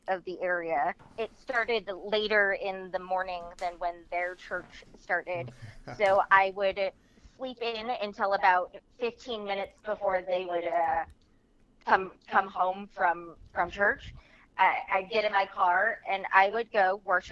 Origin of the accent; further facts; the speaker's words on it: Midwest, United States; I am from the Midwest. I was raised by exceptionally religious people, but they didn't really stand out for the area that I grew up.